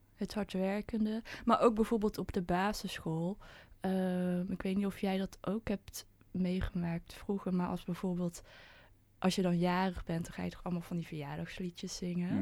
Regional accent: 's-Hertogenbosch, North Brabant, Netherlands; ik kom uit Den Bosch. En ehm, ik, ben, ik ben in een witte omgeving ben ik opgegroeid

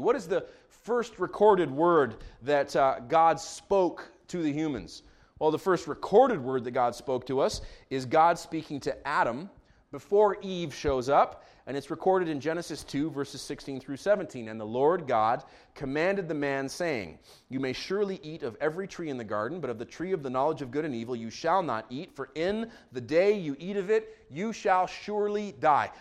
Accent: Israel; moved away; Actually, I'm from Israel. I grew up in Israel.

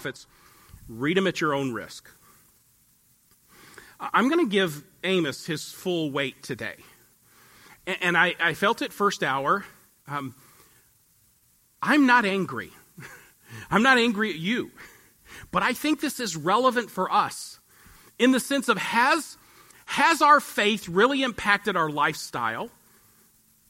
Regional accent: Alaska, United States; moved away; I'm from Alaska

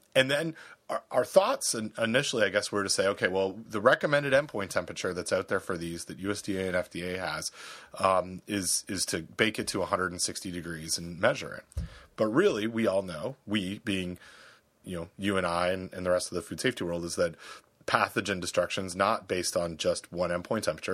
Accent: Canada; I'm from Canada

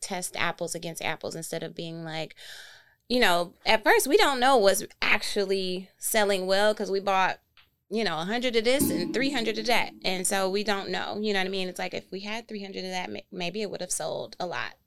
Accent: Flint, Michigan, United States; moved away as an adult; also born or lived in New York; now in Detroit, United States; we're both from Flint

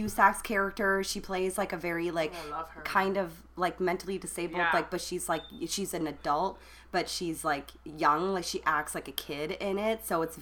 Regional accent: Alberta, Canada; I grew up in Alberta.

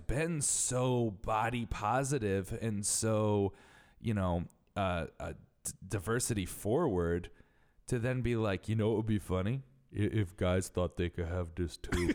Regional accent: Connecticut, United States; I'm from Connecticut

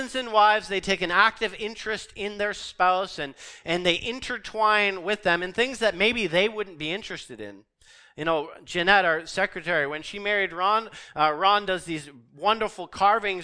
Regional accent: Canada; here we understand our Canadian culture. As Canadian Christians, we live in a hyper-sexualized and a hyper-romanticized culture

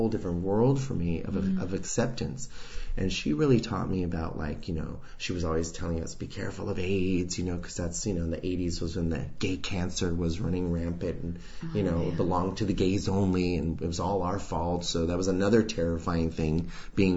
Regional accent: Santa Fe, New Mexico, United States; moved away as an adult; now in New York, United States; I grew up in Santa Fe, New Mexico.

